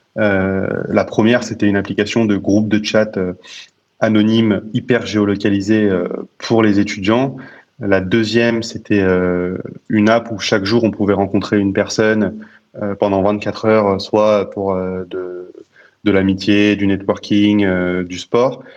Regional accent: Paris, Île-de-France, France; moi, je suis né à Paris. J'ai toujours habité à, à Paris

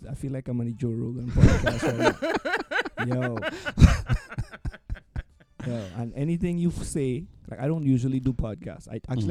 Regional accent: Trinidad & Tobago; moved away; I grew up in Trinidad, primarily Black and brown community. Mm-hmm. I was pretty much the only student in my entire school that was Asian. And moving here too. I moved here and I gravitated to the Caribbean diaspora.

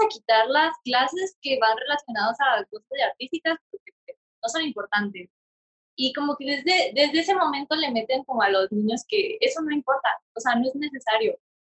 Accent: Mexico; nosotros mexicanos, porque éramos, fuimos como 20 estudiantes mexicanos.

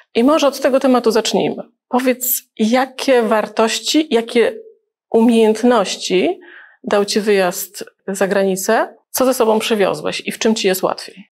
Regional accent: Gdańsk, Pomeranian Voivodeship, Poland; also born or lived in Libya; też jestem z Gdańska

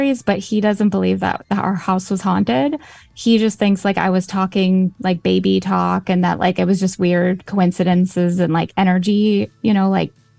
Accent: Chicago, Illinois, United States; I'm from Chicago

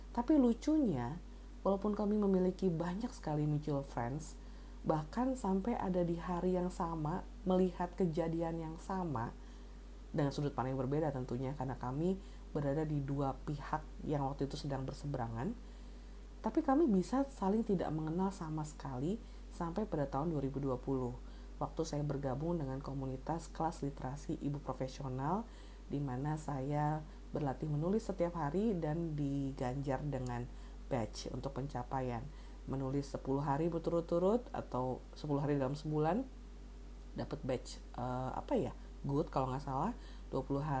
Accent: Bandung, West Java, Indonesia; itu berasal dari uh, Marga …, tapi tumbuh besar di tempat yang sama sekali berbeda saya tumbuh besar di Bandung

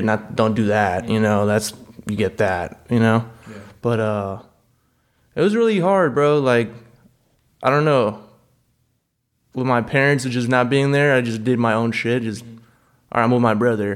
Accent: Gardena, California, United States; also born or lived in Compton, California / Lawndale, California; now in Iowa, United States; I moved around, like Gardena, California, Compton, and I just spent the rest of my life in Lawndale, California

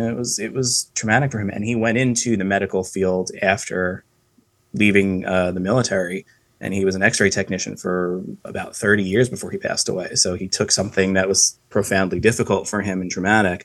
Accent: Long Island, New York, United States; I come from Long Island, New York

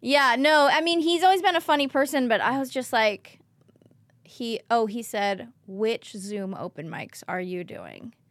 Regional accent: Oakland, California, United States; I'm from Oakland

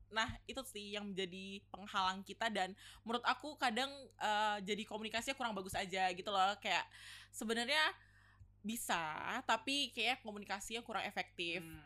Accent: Batam, Riau Islands, Indonesia; moved away as an adult; now in Surabaya, Indonesia; aku kebetulan anak Batam ya yeah. Jadi kayak yang perantau dari luar Jawa Timur

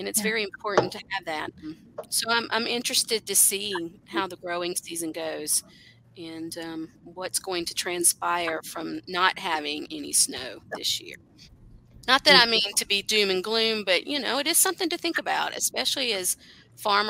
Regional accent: South Carolina, United States; now in Appalachia, United States; I grew up in South Carolina

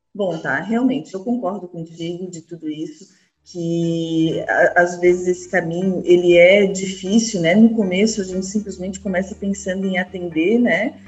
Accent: Florianópolis, Santa Catarina, Brazil; Eu de Florianópolis não, não tem como não ter esse meu sotaque

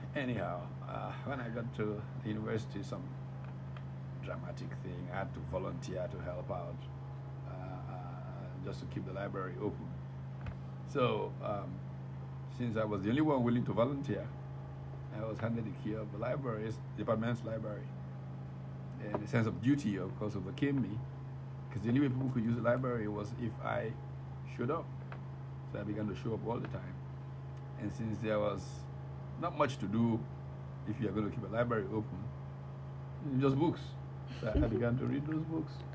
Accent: Kaduna, Kaduna State, Nigeria; also born or lived in Jos; I was born in Kaduna

